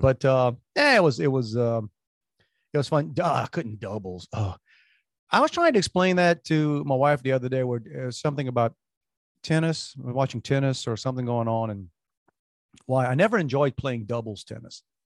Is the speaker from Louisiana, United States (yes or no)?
yes; New Orleans, Louisiana, United States; moved away; We grew up in New Orleans.